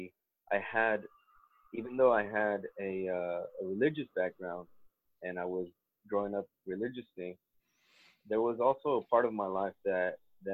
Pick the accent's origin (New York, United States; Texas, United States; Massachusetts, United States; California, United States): Texas, United States; South; accent: Sephardic; also born or lived in Mexico; now in Beit Shemesh, Israel; I was born in Mexico, and I grew up in South Texas.